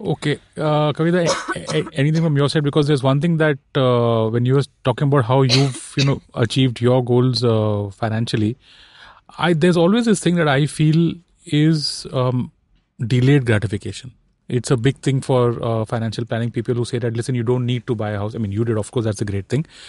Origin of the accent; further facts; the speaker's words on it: Mumbai, Maharashtra, India; I'm born and raised in Bombay.